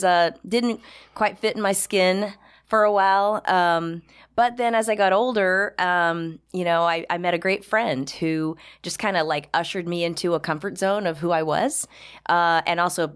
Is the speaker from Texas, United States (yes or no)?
yes; Texas, United States; also born or lived in North Dakota / Indiana / Florida; I mean, I've grown up in a few different places. Texas was sort of part of my childhood. A little bit southern Indiana, born in North Dakota, toddlerhood in Florida.